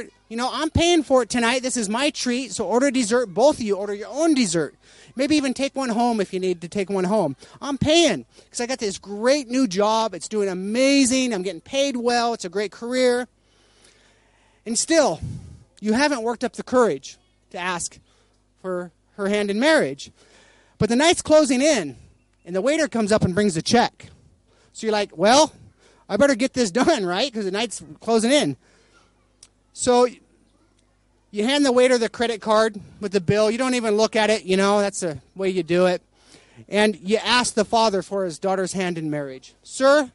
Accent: United States; I'm American

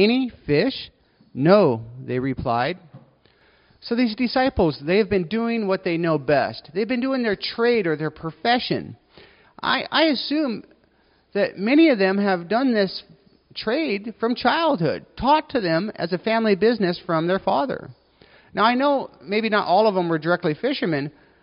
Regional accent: United States; I'm an American

